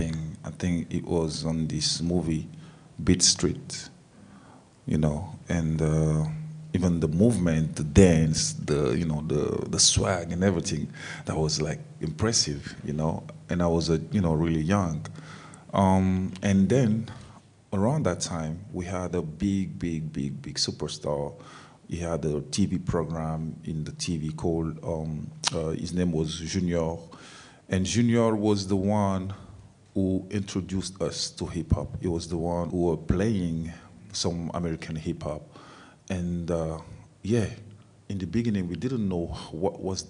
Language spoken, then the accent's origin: English; Abidjan, Côte d’Ivoire; English is a second language; moved away; also born or lived in Dakar, Senegal; I grew up in a neighborhood called Marcory. It's in Abidjan.